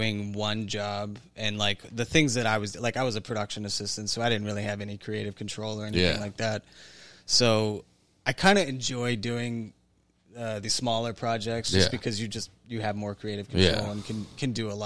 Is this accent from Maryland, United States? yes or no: yes; Deep Creek Lake, Maryland, United States; moved away; also born or lived in New York / Atlanta; Deep Creek Lake.